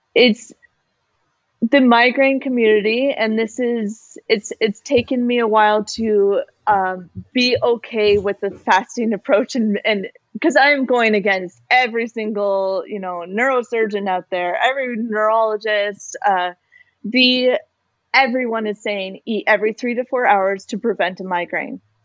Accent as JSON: {"language": "English", "country": "Canada", "said": "as a Canadian, our healthcare system covers going to the doctor"}